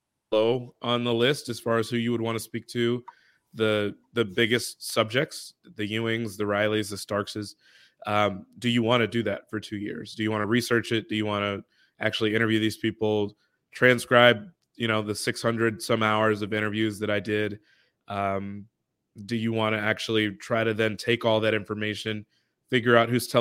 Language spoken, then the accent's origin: English; Chicago, Illinois, United States; I'm a Chicagoan myself